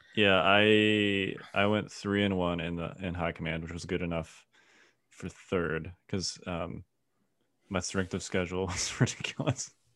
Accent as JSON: {"language": "English", "town": "Chicago", "region": "Illinois", "country": "United States", "tie": "born or raised there", "said": "I grew up in Chicago"}